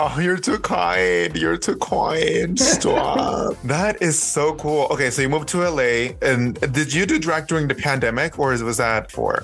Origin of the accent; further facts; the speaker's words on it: Mexico; now in Los Angeles, United States; I grew up in Mexico